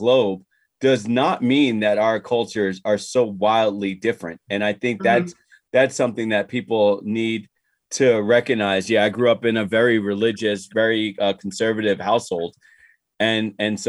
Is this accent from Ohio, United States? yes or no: no; New Jersey, United States; I'm from the States, I'm from New Jersey